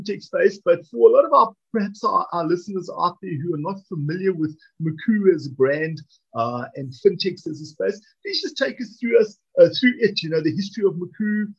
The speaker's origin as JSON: {"language": "English", "country": "South Africa", "said": "as a South African citizen"}